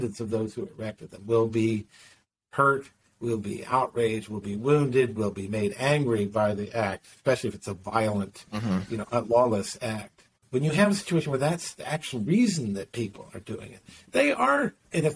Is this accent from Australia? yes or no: no; Maryland, United States; I grew up in Maryland